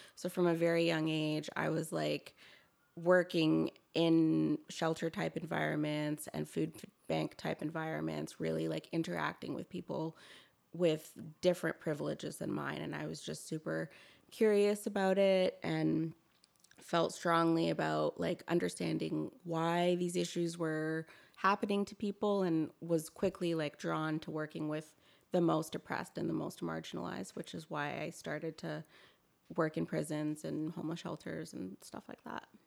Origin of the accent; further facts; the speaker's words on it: Toronto, Ontario, Canada; moved away as an adult; now in Victoria, Canada; I'm originally from Toronto